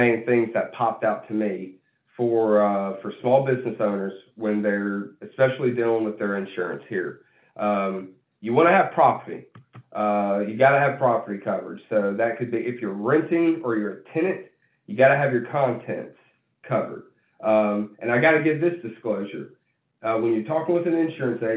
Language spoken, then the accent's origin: English; Birmingham, Alabama, United States; I'm from Birmingham, Alabama